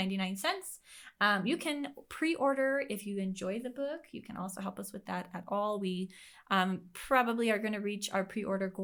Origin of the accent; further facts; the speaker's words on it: San Diego, California, United States; I was born and raised in San Diego